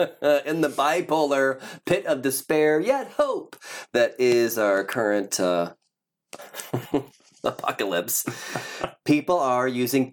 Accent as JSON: {"language": "English", "region": "Ohio", "country": "United States", "moved": "yes", "said": "I'm from Ohio originally, which doesn't seem that south"}